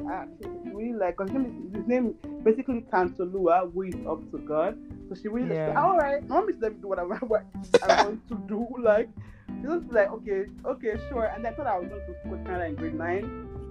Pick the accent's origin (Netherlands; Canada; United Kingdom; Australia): Canada; And I thank the Lord that I grew up in Canada and, like, I've become very extremely independent, like, you know?